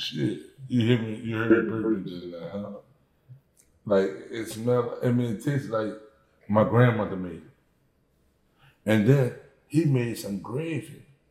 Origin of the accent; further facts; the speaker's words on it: New Orleans, Louisiana, United States; I'm from New Orleans, right?